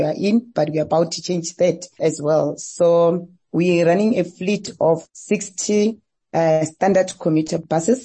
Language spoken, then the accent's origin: English; Limpopo, South Africa; born and bred in Limpopo province